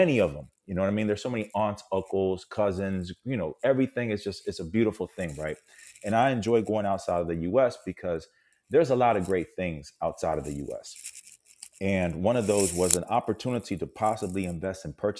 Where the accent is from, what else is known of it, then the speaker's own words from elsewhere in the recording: Puerto Rico; I'm from Puerto Rico, which makes me a U.S. citizen